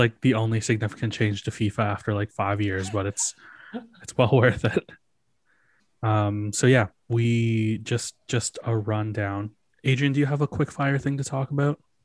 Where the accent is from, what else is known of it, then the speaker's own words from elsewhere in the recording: Canada; we're all Canadian